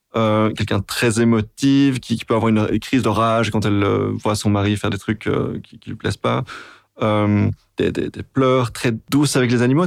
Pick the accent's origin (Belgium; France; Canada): Belgium; Brussels-Capital Region; quand on est bruxellois